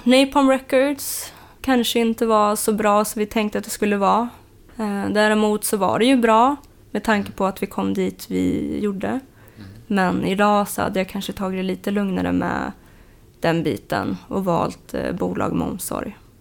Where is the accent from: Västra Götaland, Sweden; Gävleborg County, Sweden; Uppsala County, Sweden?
Uppsala County, Sweden; Uppsala; jag kommer från Uppsala Eh, och född där och uppvuxen då